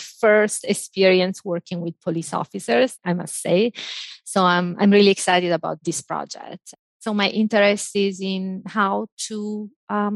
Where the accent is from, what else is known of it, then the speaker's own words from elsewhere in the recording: Italy; moved away; I grew up in Italy